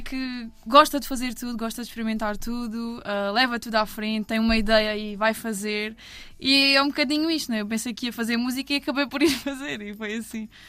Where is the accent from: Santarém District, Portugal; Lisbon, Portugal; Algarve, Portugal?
Algarve, Portugal; Albufeira; also born or lived in Odemira, Alentejo; sou da Albufeira